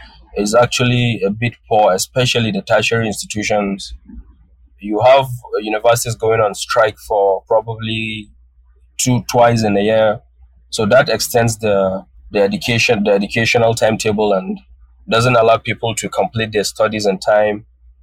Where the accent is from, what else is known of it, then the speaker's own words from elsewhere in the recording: Northern Nigeria, Nigeria; first language Hausa; English is a second language; now in Malaysia; My mother tongue is Hausa, which is the language of northern Nigeria.